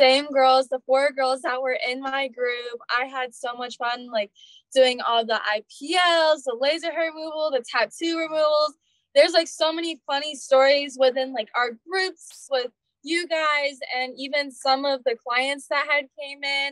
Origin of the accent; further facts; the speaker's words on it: Tucson, Arizona, United States; now in Phoenix, United States; I'm from Tucson, Arizona. Yeah. I was born and raised here, and I recently moved back to Phoenix